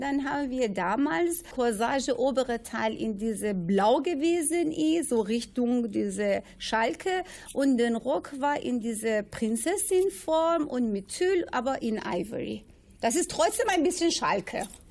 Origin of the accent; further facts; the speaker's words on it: Iran; German is a second language; now in Bielefeld, Germany; Ich komme aus dem Iran. Ich bin eine Perserin